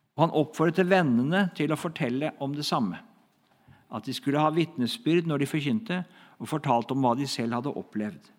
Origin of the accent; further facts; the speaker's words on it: Hedrum, Vestfold, Norway; Hedrum, da, som var mitt, liksom, der jeg kommer fra.